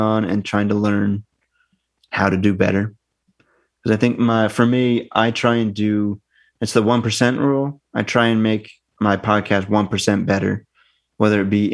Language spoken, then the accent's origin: English; Northern New Hampshire, United States; moved away as an adult; now in United Kingdom; from where I grew up in Northern New Hampshire, our T's are D's.